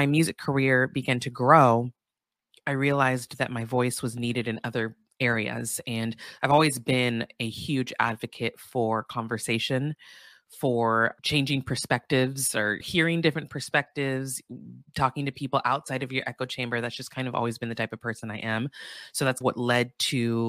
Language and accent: English; Santa Barbara, California, United States; I grew up in Santa Barbara, California, which is a predominantly white town in Southern California